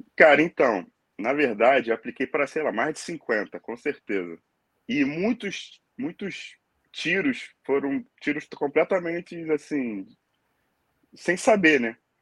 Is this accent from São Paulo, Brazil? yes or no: no; Angra dos Reis, Rio de Janeiro, Brazil; moved away as an adult; now in Dublin, Ireland; eu sou nasci em Angra dos Reis, mas fui morar no Rio de Janeiro com 14 anos. E de lá para cá, fiquei no, no Rio